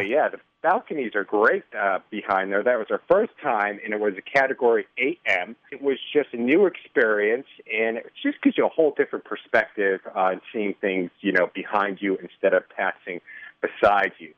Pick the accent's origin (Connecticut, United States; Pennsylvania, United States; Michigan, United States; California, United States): Connecticut, United States; now in Chicago, United States; originally from Connecticut